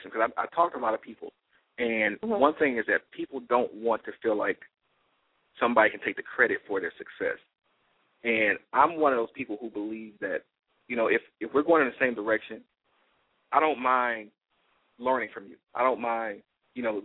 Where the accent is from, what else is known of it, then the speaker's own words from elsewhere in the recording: Detroit, Michigan, United States; growing up in Detroit, I fell in love with the Red Wings